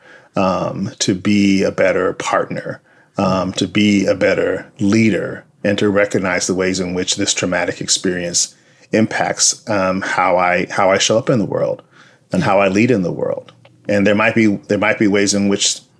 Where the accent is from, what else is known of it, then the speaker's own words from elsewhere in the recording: Compton, California, United States; I grew up in Compton, California